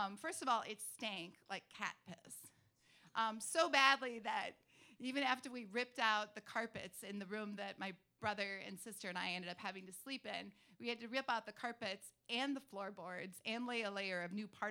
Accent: Duluth, Minnesota, United States; I grew up in Duluth in northern Minnesota

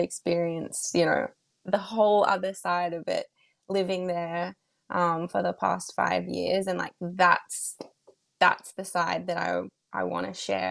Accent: Australia; I'm moved back home to my hometown

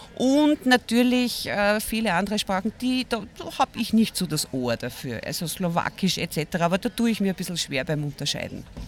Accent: Vienna, Austria; ich bin aus Wien

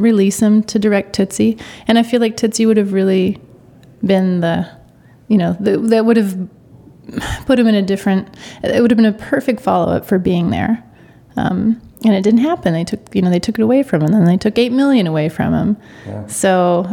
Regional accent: Oklahoma, United States; I'm from Oklahoma

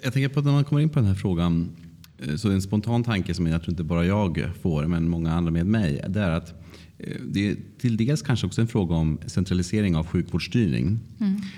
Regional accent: Luleå, Norrbotten County, Sweden; jag kommer från Luleå

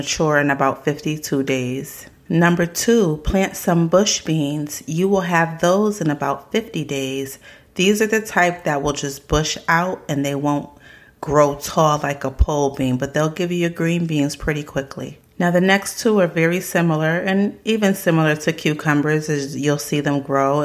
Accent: South Carolina, United States; my family is a little bit country. We're from South Carolina

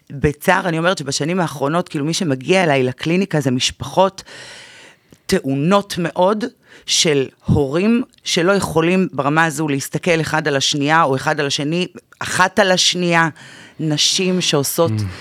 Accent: the Krayot, Haifa District, Israel; moved away as an adult; now in Tel Aviv, Israel; אני מהקריות במקור הגעתי לתל אביב לפני שנה

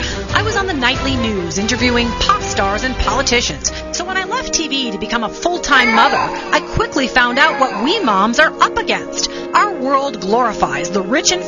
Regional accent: Minnesota, United States; now in Denver, United States; I grew up in Minnesota

